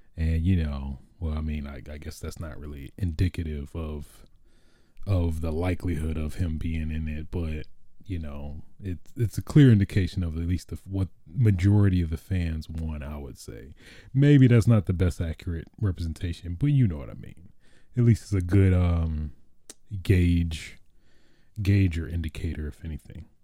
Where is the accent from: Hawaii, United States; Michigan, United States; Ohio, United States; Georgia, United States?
Michigan, United States; I'm from Michigan, so, I mean, I'm used to that cold life